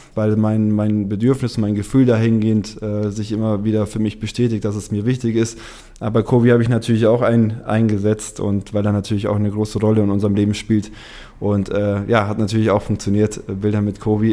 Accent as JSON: {"language": "German", "town": "Munich", "region": "Bavaria", "country": "Germany", "also_born_or_lived": "Uruguay", "moved": "as an adult", "lives_now": "Hamburg, Germany", "said": "ich komme ursprünglich aus München"}